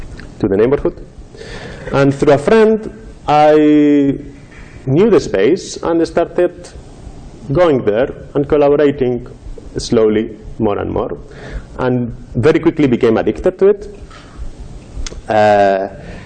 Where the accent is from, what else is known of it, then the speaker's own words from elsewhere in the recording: Madrid, Community of Madrid, Spain; moved away; I was living in Madrid, my hometown in Spain